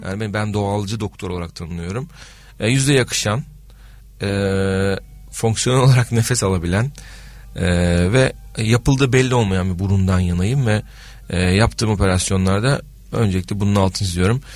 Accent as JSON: {"language": "Turkish", "region": "Adana", "country": "Turkey", "said": "Ben Adanalıyım."}